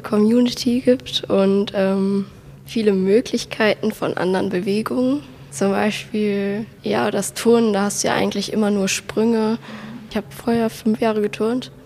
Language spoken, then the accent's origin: German; Wesseling, North Rhine-Westphalia, Germany; ich komme aus Wesseling